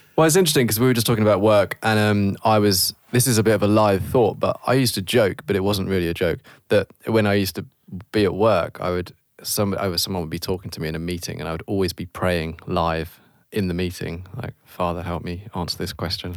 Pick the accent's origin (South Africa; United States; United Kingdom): United Kingdom; we're British.